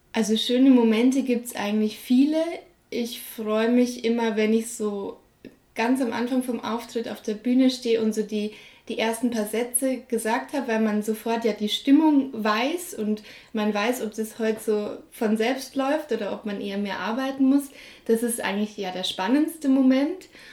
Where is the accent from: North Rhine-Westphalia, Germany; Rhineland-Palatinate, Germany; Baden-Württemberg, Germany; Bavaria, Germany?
Bavaria, Germany; Munich; ich bin ja in München aufgewachsen